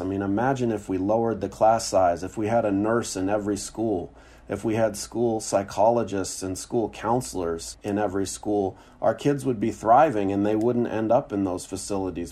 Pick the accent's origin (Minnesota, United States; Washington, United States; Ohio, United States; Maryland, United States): Washington, United States; Seattle; moved away as an adult; moving back to my hometown of Seattle